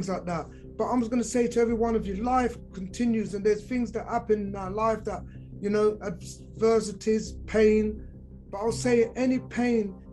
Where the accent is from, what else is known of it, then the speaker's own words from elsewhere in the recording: London, United Kingdom; I'm from London in the 70s.